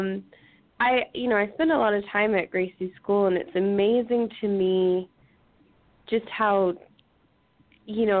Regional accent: United States; I'm American

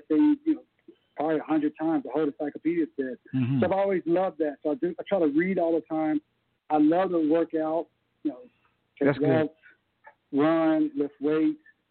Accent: Tulsa, Oklahoma, United States; I'm from Tulsa

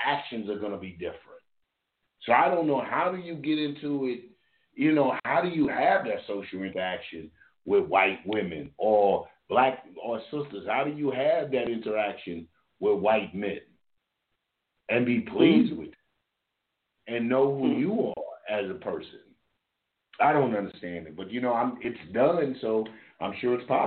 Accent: Louisville, Kentucky, United States; moved away; also born or lived in Georgia; I'm from Louisville, Kentucky. I grew up with white people.

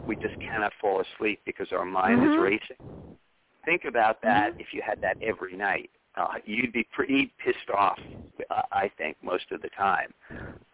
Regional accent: New York City, New York, United States; I grew up on Madison Avenue

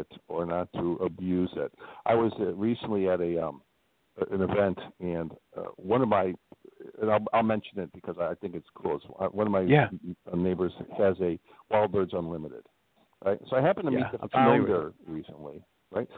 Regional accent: Midwest, United States; also born or lived in Northwest Indiana; I'm from the Midwest

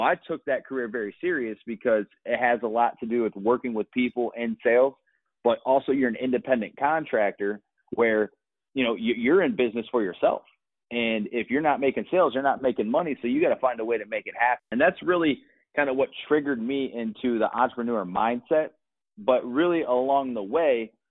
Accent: Akron, Ohio, United States; moved away as an adult; also born or lived in Los Angeles, California; I moved from Ohio, where I'm originally from, Akron, Ohio, all the way to Los Angeles, California

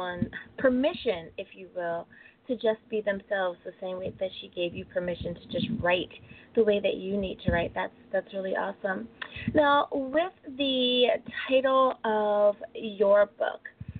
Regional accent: United States; my home country, United States of America

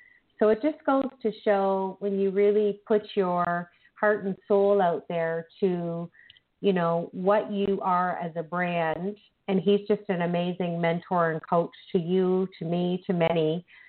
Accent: Canada; I'm blissfully happy that we are Canadian co-authors in the Change Book.

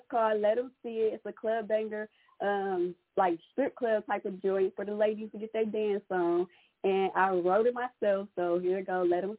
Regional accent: Ohio, United States; moved away as an adult; now in Atlanta, United States; Originally, I'm from Ohio. I'm new to Atlanta. I just moved to Atlanta, so I'm a new to Atlanta area.

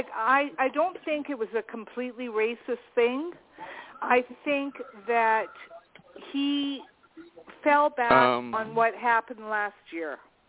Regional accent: Canada; And I'm not from the U.S. I'm from Canada, and I learned that in school.

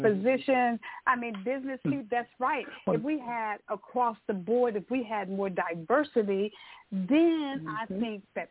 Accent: Tyler, Texas, United States; as a young girl growing up in Tyler, Texas

